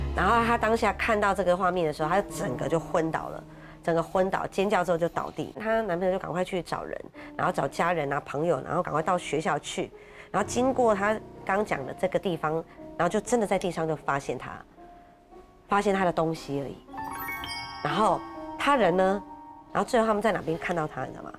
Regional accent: Keelung, Taiwan; 因为我是基隆人

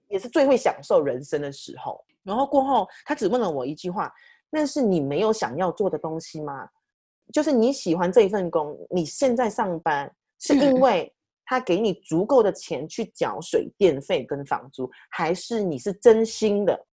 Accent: Malaysia; now in United Kingdom; 我是马来西亚人

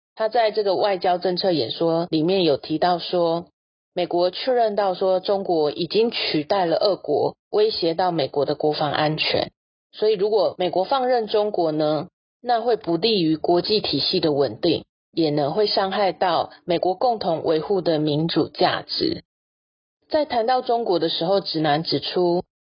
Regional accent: Taiwan; 我们台湾人

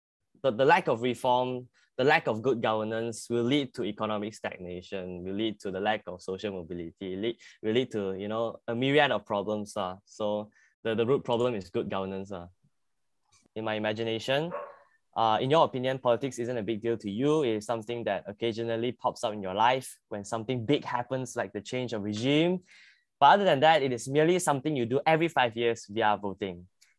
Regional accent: Puchong, Selangor, Malaysia; I come from Puchong also.

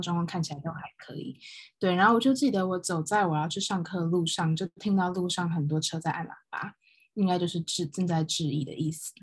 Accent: Taiwan; now in United Kingdom; 同时台湾人

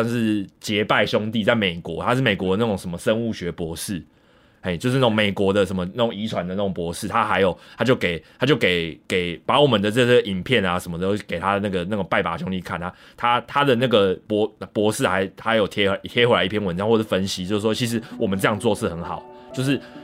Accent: Taipei, Taiwan; moved away as an adult; 然后我的话就是纯正的，就是死天龙人，台北人家庭。我在台北就是出生，然后长大大概二，二十多年，三十年，我到三十岁左右我才搬离台北市

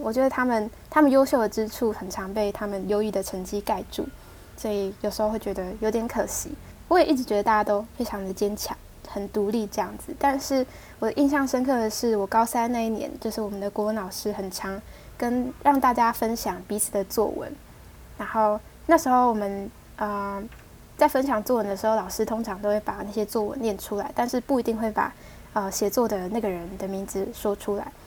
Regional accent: Taiwan; accent: Taiwanese Mandarin; 我讲话有台湾国语

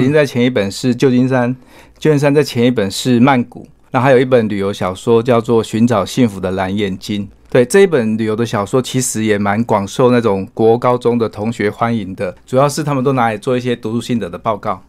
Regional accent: Taiwan; 说我们台湾人基本上也很关注你们澳门这个地方这样子

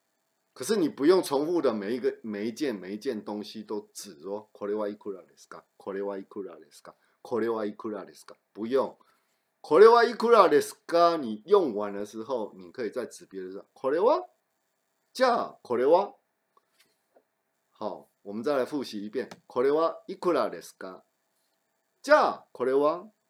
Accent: southern Taiwan, Taiwan; also born or lived in Taichung; 对我我我是台中小孩，然后我是在南部长大的，所以这个天气对我来说还是很冷的。

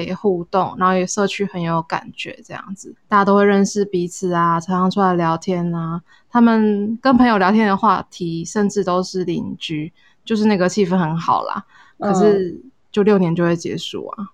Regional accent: Taitung County, Taiwan; moved away as an adult; also born or lived in Taoyuan; now in Taipei, Taiwan; 我是台东长大的。我在台东住到上大学之前吧

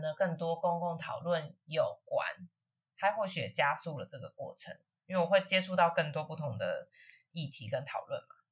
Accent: Taiwan; 我的同学跟我一起都在同一片土地出生长大，但是他是台湾人，我是中国人

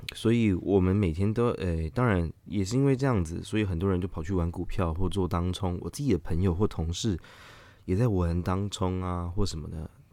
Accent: Taiwan; 我们台湾人

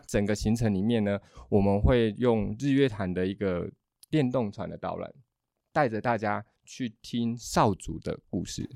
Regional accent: Yuchi, Nantou County, Taiwan; moved away; 我是在地人，我是嗯。返乡回来这边

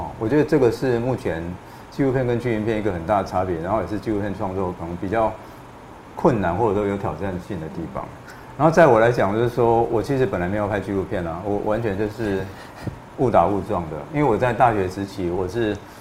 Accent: Changhua County, Taiwan; moved away as an adult; also born or lived in Miaoli / Taipei; 我是在彰化长大，但我在苗栗出生的

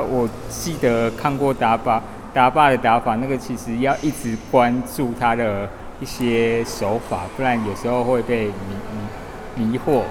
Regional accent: Yilan, Yilan County, Taiwan; 我来自宜兰，宜兰市

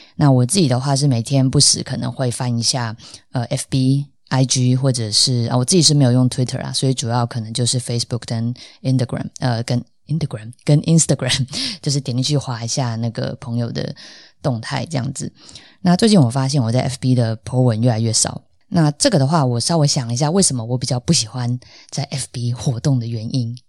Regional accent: Tainan, Taiwan; 我是台南人，那但是认识我的朋友，大部分应该都知道，呃，我的台语基本上就是超级无敌烂

